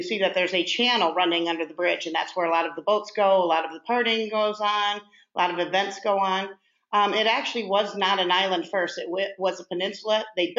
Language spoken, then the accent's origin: English; Madison, Wisconsin, United States; now in Lake Havasu City, United States; Well, I'm actually too old to have been born here since Lake Havasu's new. I was the youngest of six in Madison, Wisconsin.